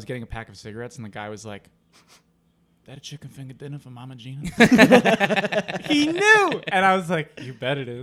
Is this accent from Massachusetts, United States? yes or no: yes; Massachusetts, United States; moved away; growing up in Massachusetts